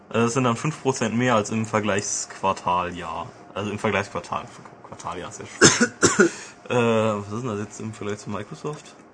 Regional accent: Augsburg, Bavaria, Germany; Aber ich bin aus Augsburg.

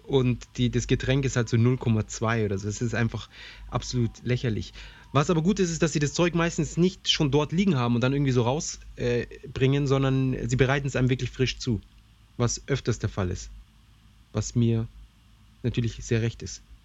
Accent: Germany; bei uns in Deutschland

